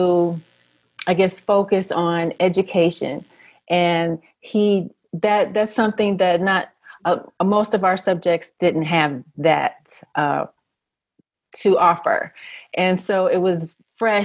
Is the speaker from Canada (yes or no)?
no; Detroit, Michigan, United States; growing up in Detroit, it's always been sort of on the economic decline